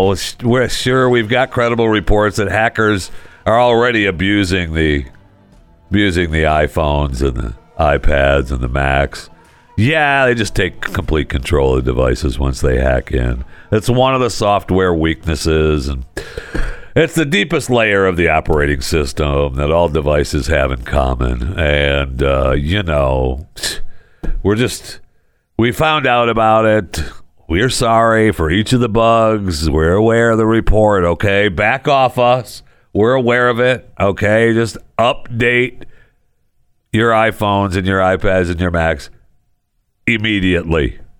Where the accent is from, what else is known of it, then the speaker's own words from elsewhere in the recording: Michigan, United States; also born or lived in Florida; now in Dallas-Fort Worth, United States; I know I was born in Michigan, and Michigan is my home state. But I spent many years in Florida, and I love Florida. And I miss living in Florida. I mean, right now I'm living in Texas, in the DFW, but I miss Florida.